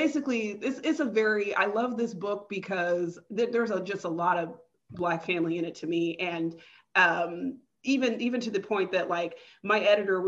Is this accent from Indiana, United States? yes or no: no; California, United States; I'm not Central African. I'm from California. I'm Black American.